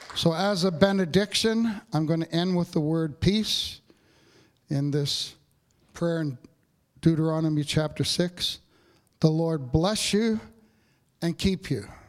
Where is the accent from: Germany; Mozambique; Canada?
Canada; Capreol, north of Sudbury, Ontario; moved away; I go home for Christmas, uh, to my hometown, Cape Peril, north of Sudbury